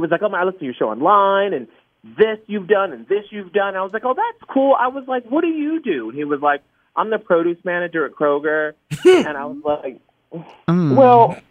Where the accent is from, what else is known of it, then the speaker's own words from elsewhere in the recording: Atlanta, Georgia, United States; I'm from Atlanta. Went up to the rich area where Kramer lived, and I lived on the south end, and I was bussed up